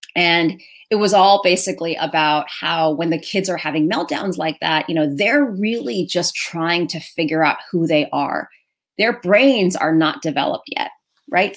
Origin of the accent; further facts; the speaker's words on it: New York City, New York, United States; I am Chinese American, uh, born and raised in New York City, here in America